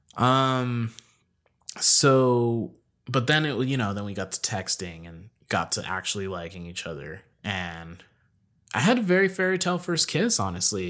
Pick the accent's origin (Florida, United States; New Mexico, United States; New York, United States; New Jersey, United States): New Mexico, United States; Albuquerque; also born or lived in Kentucky; Born and raised in Albuquerque